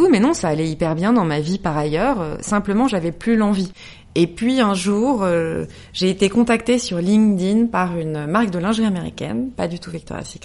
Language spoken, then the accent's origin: French; Lorraine, Grand Est, France; moved away as an adult; now in Paris, France; je suis Lorraine. Euh, j'ai grandi dans une petite ville. Euh, je suis venue à Paris pour faire mes études.